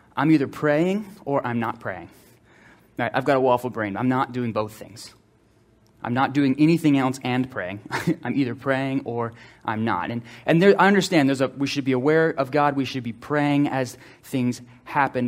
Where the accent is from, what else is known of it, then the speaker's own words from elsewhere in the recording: Slidell, Louisiana, United States; we grew up in Slidell